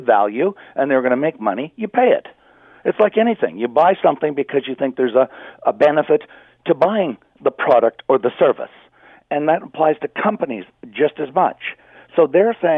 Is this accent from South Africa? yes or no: no; Canada; I'm a Canadian